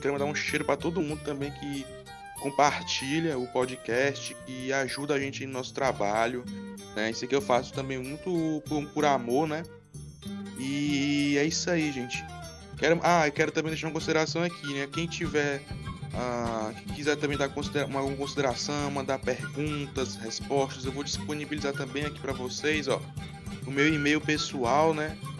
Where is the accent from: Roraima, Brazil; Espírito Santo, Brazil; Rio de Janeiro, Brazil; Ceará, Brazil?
Ceará, Brazil; aqui do Cearazão, minha terra, minha terra, terra do sol.